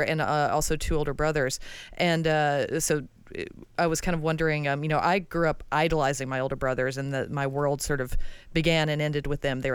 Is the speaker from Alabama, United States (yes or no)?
yes; Alabama, United States; I'm from Alabama